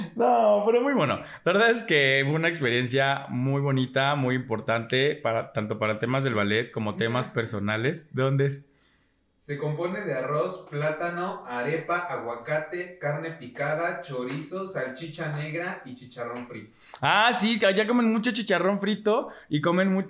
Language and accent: Spanish; Mexico; soy mexicana